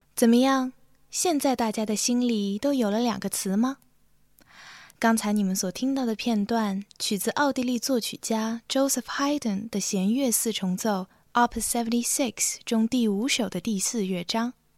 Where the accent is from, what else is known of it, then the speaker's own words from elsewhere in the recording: Xinjiang, China; moved away as an adult; also born or lived in Urumqi; now in Boston, United States; 我来自新疆，是一位大二在读作曲系的学生。现就读于美国波士顿新英格兰音乐学院 New England Conservatory